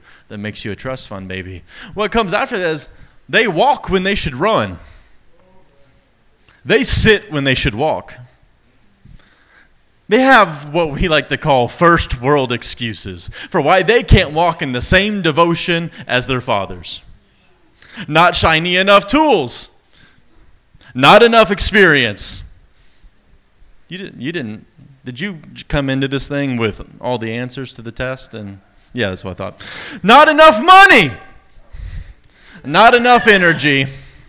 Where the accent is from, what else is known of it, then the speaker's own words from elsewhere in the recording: East Texas, United States; accent: East Texas; My East Texas accent